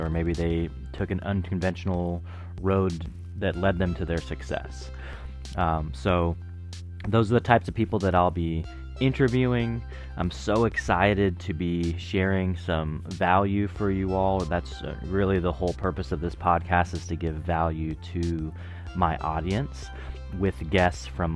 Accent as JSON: {"language": "English", "town": "Portland", "region": "Oregon", "country": "United States", "tie": "born or raised there", "said": "I grew up in the Portland metro area"}